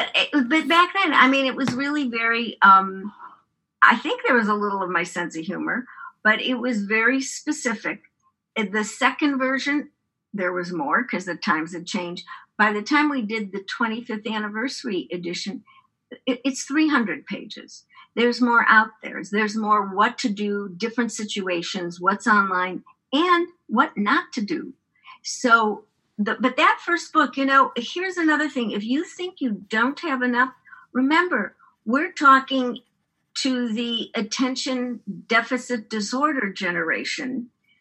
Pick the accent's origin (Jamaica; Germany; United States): United States; Chicago, Illinois; now in San Francisco, United States; I grew up in Chicago.